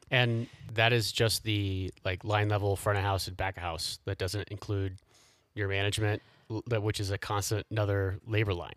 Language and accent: English; Indianapolis, Indiana, United States; moved away as an adult; now in Colorado, United States; I grew up in Indianapolis